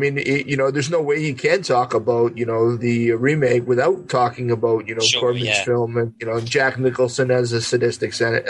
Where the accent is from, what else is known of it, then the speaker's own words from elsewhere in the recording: near Pontypool, Ontario, Canada; It's about two hours from my hometown, but there is an actual place called Pontypool.